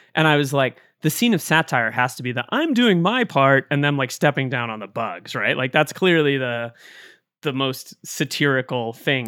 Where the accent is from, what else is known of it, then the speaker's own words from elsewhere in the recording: Duxbury, Massachusetts, United States; my hometown of Duxbury, Massachusetts